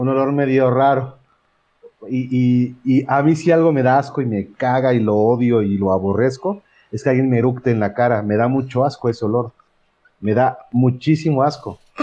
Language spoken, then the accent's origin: Spanish; Puebla, Mexico; yo soy de Puebla